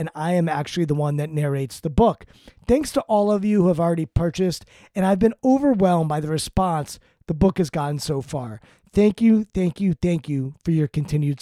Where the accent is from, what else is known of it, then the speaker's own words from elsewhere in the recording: Maryland, United States; I grew up in Maryland. I'm from Maryland. I live in Maryland